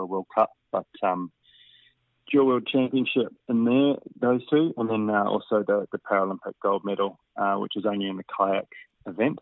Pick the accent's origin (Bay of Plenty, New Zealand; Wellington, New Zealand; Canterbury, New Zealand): Canterbury, New Zealand; Christchurch; moved away as an adult; also born or lived in Wanaka region / Western Australia; now in Australia; I was 5 when I moved to Christchurch from the Wanaka region